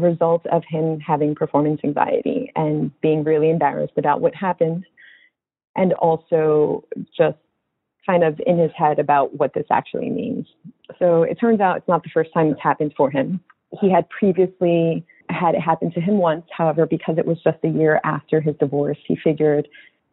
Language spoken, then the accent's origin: English; Northeast, United States; I had just actually moved back to my home state